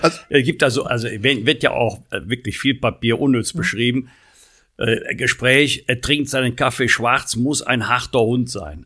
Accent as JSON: {"language": "German", "region": "North Rhine-Westphalia", "country": "Germany", "tie": "born or raised there"}